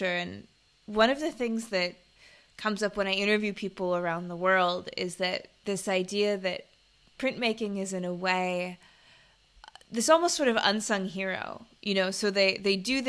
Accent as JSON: {"language": "English", "country": "United States", "moved": "yes", "lives_now": "Bangkok, Thailand", "said": "speaking as an American"}